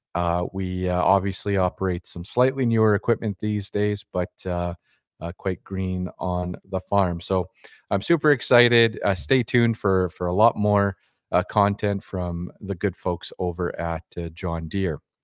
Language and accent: English; Dormy, Saskatchewan, Canada; a kid growing up in Dormy, Saskatchewan